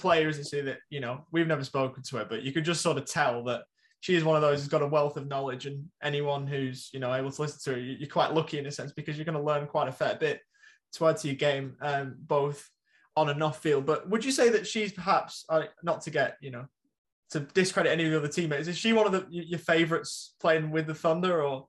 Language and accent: English; England, United Kingdom; I think me being an English cricket fan